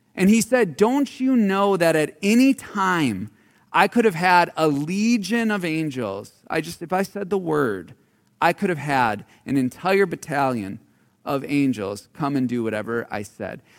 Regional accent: Marinette, Wisconsin, United States; I grew up in Marinette, Wisconsin.

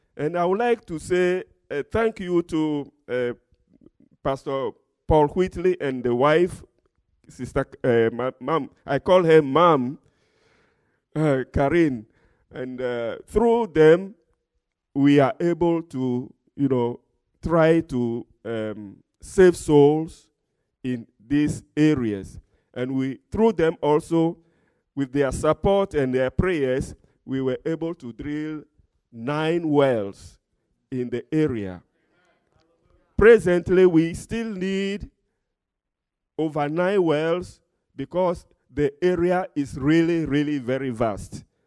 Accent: Togo; I'm from Togo, West Africa

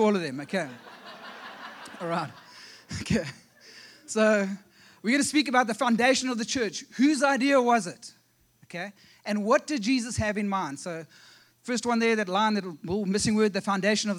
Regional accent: South Africa; accent: South African; moved away as an adult; also born or lived in Ohio; now in South Carolina, United States; We actually come from South Africa

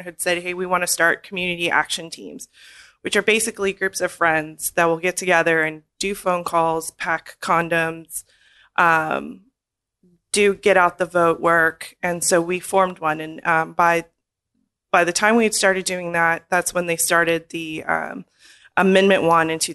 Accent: El Paso, Texas, United States; moved away as an adult; also born or lived in Corpus Christi; now in Memphis, United States; I grew up in El Paso and I had the same friends pretty much my entire life.

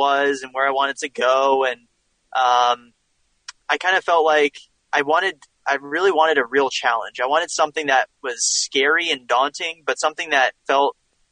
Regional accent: near Princeton, New Jersey, United States; I grew up kind of near Princeton, New Jersey kind of area

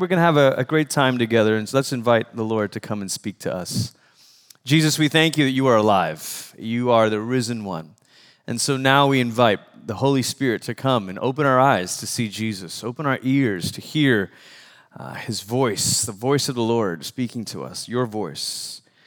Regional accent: Malaysia; moved away; I'm from Malaysia, which is about as far as you can go the other side of the world

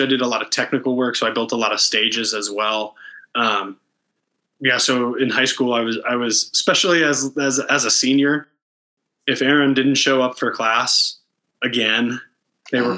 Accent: Canton, Ohio, United States; moved away as an adult; also born or lived in Athens, Ohio / Kentucky / Indianapolis, Indiana; now in Denver, United States; I grew up in Northeast Ohio uh, in Canton

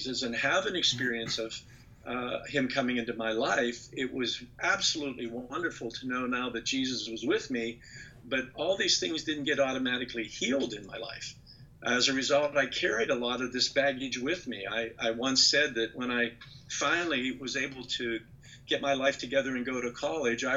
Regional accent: Western Pennsylvania, United States; I grew up in the Western Pennsylvania coal fields.

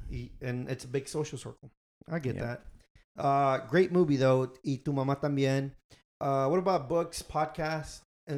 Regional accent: Houston, Texas, United States; me back home in Houston.

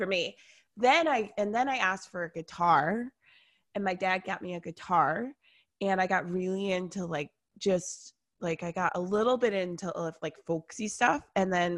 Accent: Atlanta, Georgia, United States; I grew up here in Atlanta

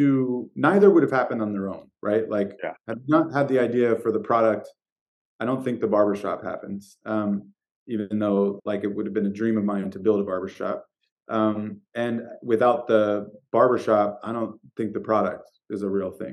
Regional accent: San Francisco, California, United States; also born or lived in New York; who was born and raised in San Francisco

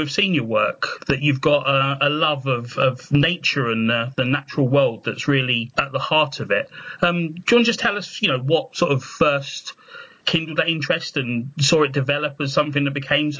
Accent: London, United Kingdom; I grew up in South London

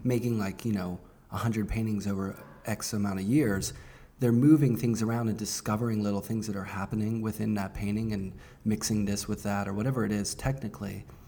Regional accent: Pittsburgh, Pennsylvania, United States; growing up in Pittsburgh

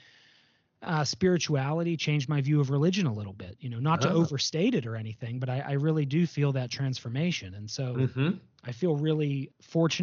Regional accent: Northeast Ohio, United States; moved away as an adult; I was raised Catholic in Northeast Ohio

